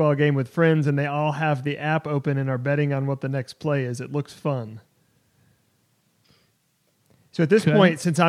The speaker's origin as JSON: {"language": "English", "region": "Tennessee", "country": "United States", "tie": "born or raised there", "said": "the place where I was born, Tennessee, my home state, in the TriStar state"}